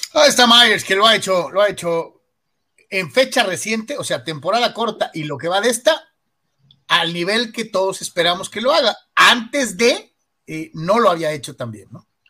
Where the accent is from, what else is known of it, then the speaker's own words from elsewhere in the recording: Guadalajara, Jalisco, Mexico; El, señor Yeme y yo somos tapatíos